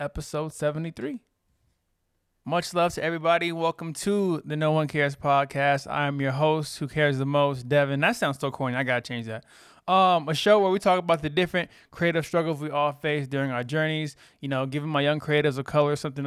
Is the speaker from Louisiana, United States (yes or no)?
no; Texas, United States; moved away; I'm from Texas